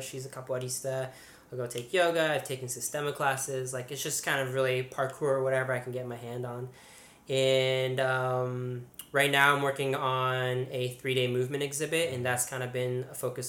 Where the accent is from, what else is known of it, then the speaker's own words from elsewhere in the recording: Hayward, California, United States; moved away as an adult; also born or lived in San Francisco; now in New York, United States; I grew up in the Bay Area. I went to school in San Francisco.